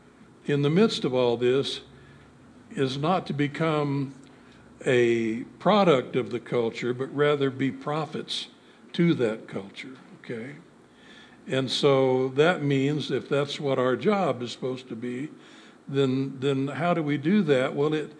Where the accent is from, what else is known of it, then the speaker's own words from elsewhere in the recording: United States; I am an American. I thank God I was born here